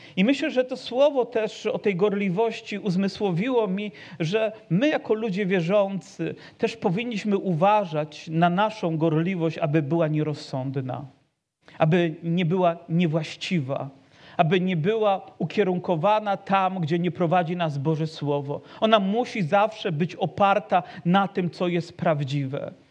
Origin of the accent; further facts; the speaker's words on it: Poland; urodziliśmy się w narodzie, gdzie chrześcijaństwo po prostu wysysa się z mlekiem matki